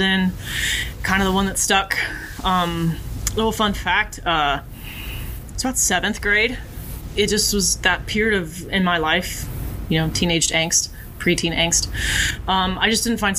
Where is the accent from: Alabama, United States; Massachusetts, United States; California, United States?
Alabama, United States; Huntsville; moved away as an adult; now in North Carolina, United States; I was born and raised in Huntsville, Alabama